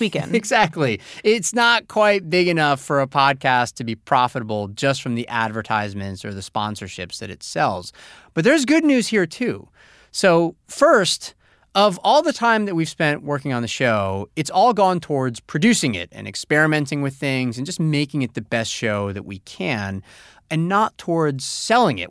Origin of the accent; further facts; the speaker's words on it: Monterrey, Nuevo León, Mexico; I'm from Monterrey, Mexico